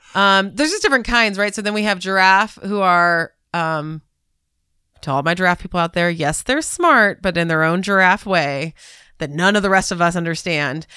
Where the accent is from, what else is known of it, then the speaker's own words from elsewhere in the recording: Southern California, United States; moved away; also born or lived in Atlanta / Chicago; I grew up in Southern California